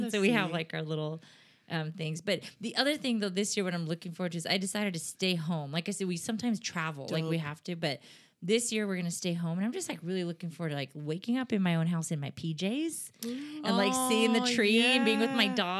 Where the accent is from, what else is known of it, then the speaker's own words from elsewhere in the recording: Southern California, United States; we are all three of us are from SoCal.